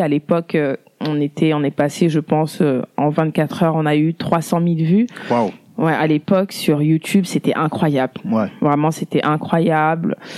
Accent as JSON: {"language": "French", "country": "France", "tie": "born or raised there", "said": "je suis née en France, j'ai grandi en France"}